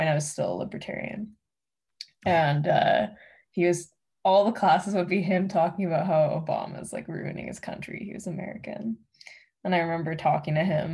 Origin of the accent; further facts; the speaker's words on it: Canada; I'm Canadian